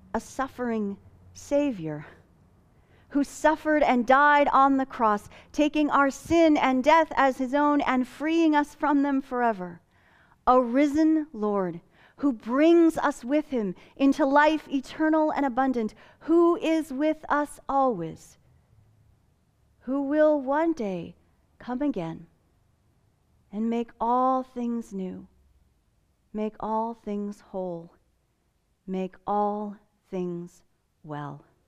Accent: Fillmore, California, United States; now in Palm Desert, United States; my family attended the Pentecostal Assembly of God Church in my hometown of Fillmore, California

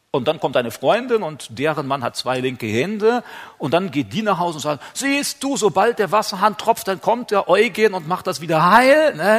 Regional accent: Germany; bei uns in Deutschland

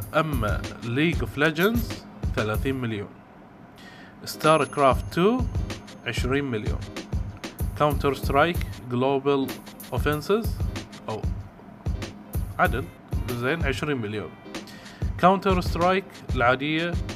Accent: Bahrain; وعندنا احنا في البحرين

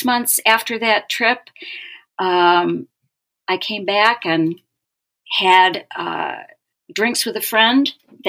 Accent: Minneapolis, Minnesota, United States; I had developed a reputation in my hometown where I live, Minneapolis, as something of a local expert.

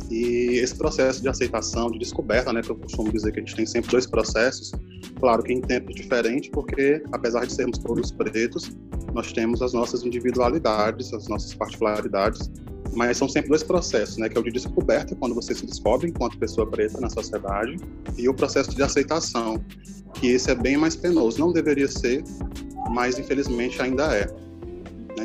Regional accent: Piauí, Brazil; moved away as an adult; now in Natal, Brazil; eu sou natural do estado do Piauí, mas eu moro em Natal há três anos

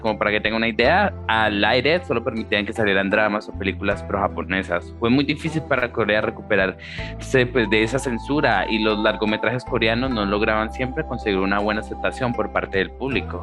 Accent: Colombia; yo soy de Colombia

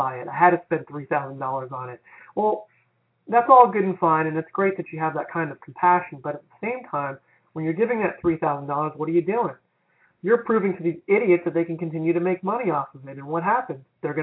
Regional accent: Florida, United States; my home state of Florida

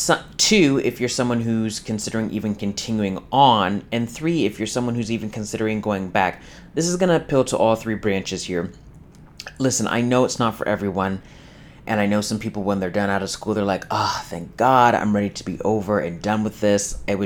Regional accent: Fairbanks, Alaska, United States; University of Fairbanks in Alaska, my home state and hometown.

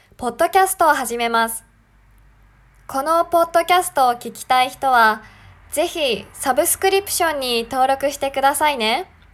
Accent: Japan; also born or lived in Sendai, Japan; 日本人です

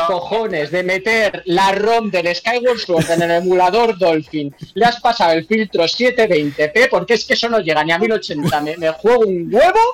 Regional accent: Spain

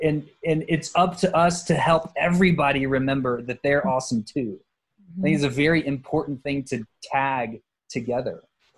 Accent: South Texas, United States; moved away; also born or lived in Portland; I grew up in South Texas

